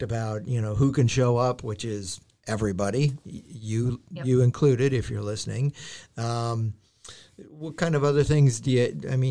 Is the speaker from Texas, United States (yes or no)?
no; Wisconsin, United States; I grew up in Wisconsin.